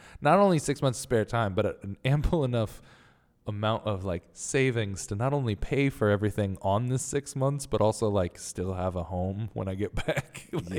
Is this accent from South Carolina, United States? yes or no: yes; Columbia, South Carolina, United States; Oh, you're from South Carolina? I'm from Columbia.